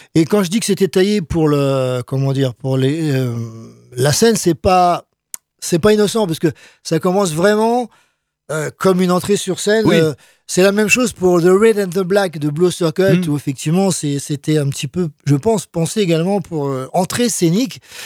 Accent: France; chez nous, en France

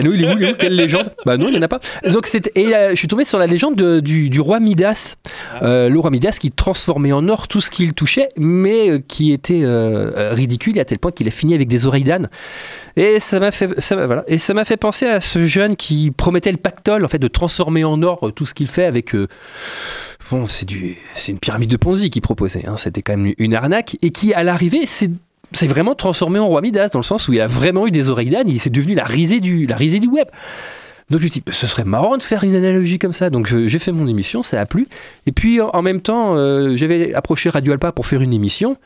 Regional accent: Poitiers, Nouvelle-Aquitaine, France; moved away; à la base je suis de Poitiers

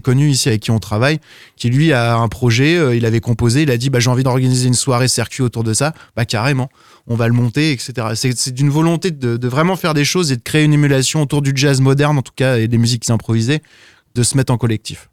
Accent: south of Sarthe, Pays de la Loire, France; also born or lived in Évreux / Brussels; Je suis né à Évreux. J'ai grandi dans le sud de Sarthe parce qu'on a déménagé avec mes parents

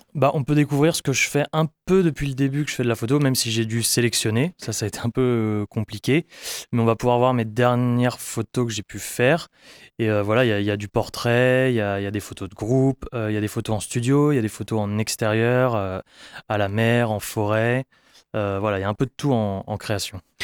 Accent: Brittany, France; je viens de Bretagne

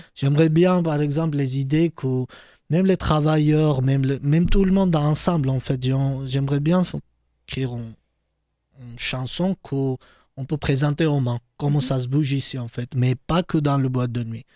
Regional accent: Georgia; French is a second language; now in France; mes anciens amis qui habitaient euh, dans ma ville natale

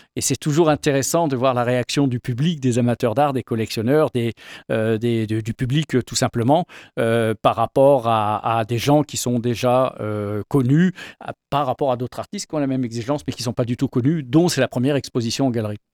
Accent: Paris, Île-de-France, France; moved away as an adult; on est originaire de Paris où on a vécu 25 ans

